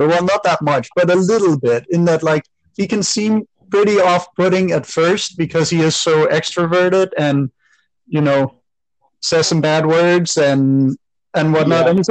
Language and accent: English; Denmark; moved away as an adult; now in Canada; I'm originally from Denmark, but I've been living in Canada for the last 12 years